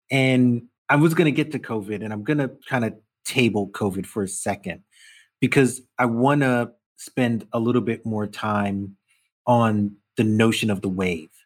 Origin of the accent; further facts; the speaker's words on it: New York City, New York, United States; I'm from Brooklyn